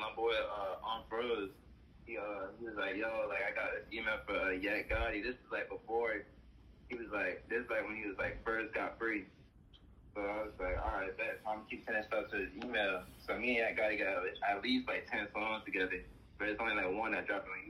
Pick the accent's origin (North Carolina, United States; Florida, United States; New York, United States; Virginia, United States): Florida, United States; Jacksonville; I'm from Jacksonville, Florida.